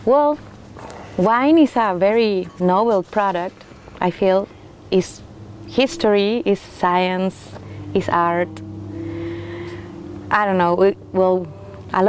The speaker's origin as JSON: {"language": "English", "country": "Chile", "also_born_or_lived": "France / New Zealand", "second_language": "English", "moved": "as an adult", "lives_now": "Oregon, United States", "said": "I'm from Chile too"}